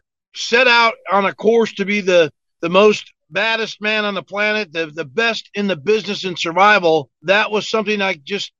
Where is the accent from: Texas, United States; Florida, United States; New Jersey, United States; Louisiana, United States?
New Jersey, United States; moved away as an adult; also born or lived in Hawaii / southern United States; now in Fayetteville, United States; I was born and raised in North Jersey, just outside New York City. Grew up a lot of Italian neighborhoods, and at 19, I joined the Army